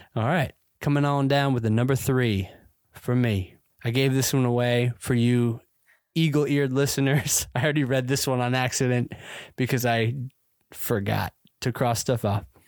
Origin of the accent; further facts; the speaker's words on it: the South, United States; I grew up in the South